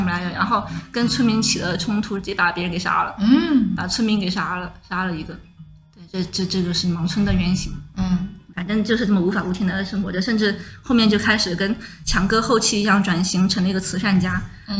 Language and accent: Chinese; Sichuan, China; 我是四川人嘛